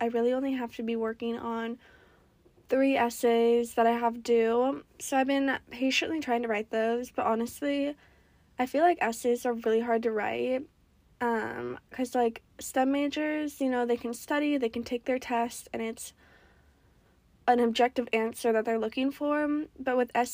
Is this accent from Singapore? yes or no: no; Oregon, United States; moved away as an adult; I grew up in Oregon